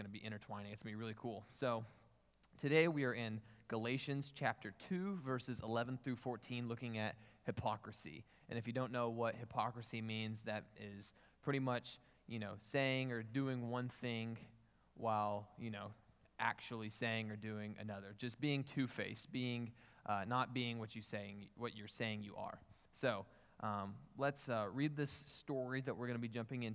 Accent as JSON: {"language": "English", "town": "Newcastle", "region": "Oklahoma", "country": "United States", "moved": "as an adult", "lives_now": "Houston, United States", "said": "I'm from Newcastle, Oklahoma"}